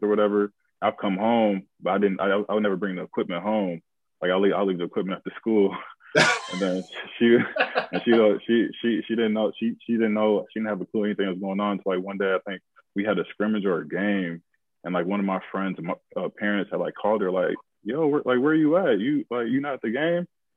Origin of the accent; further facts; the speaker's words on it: Madison, Wisconsin, United States; also born or lived in Minneapolis, Minnesota / Pittsburgh; Moved to Madison, Wisconsin when I was about like three, four years old. And just, I was raised in Madison, Wisconsin.